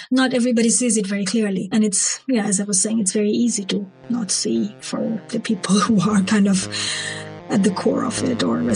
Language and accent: English; Bangladesh; I grew up in Bangladesh and I was involved with politics from a very early age.